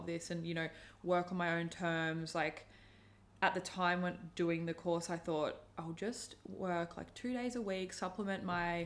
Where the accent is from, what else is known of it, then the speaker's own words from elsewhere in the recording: Brisbane, Queensland, Australia; moved away as an adult; also born or lived in Sydney / Wollongong; I'm from Brisbane originally, so I ended up moving to Sydney for work